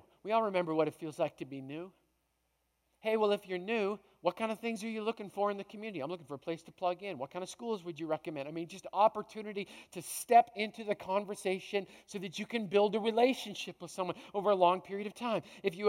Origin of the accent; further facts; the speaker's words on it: Canada; I came from Canada.